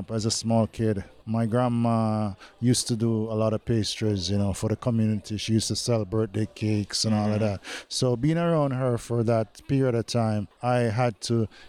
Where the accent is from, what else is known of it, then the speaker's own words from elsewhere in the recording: Jamaica; my beautiful country, Jamaica.